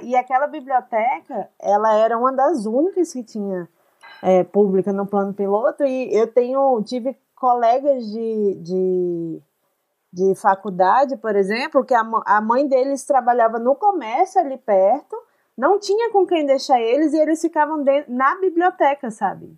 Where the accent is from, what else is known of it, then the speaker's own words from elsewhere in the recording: Brasília, Federal District, Brazil; now in Curitiba, Brazil; eu nasci e cresci em Brasília.